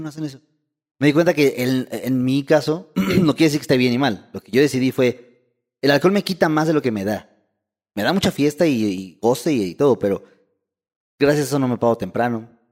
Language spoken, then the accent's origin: Spanish; Mexico